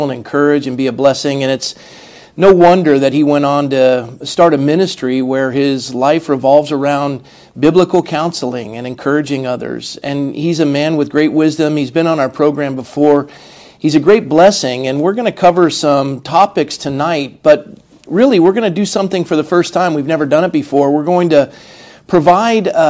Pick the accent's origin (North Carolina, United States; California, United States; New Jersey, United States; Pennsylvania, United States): California, United States; Coronado; Mark and I grew up in Coronado, California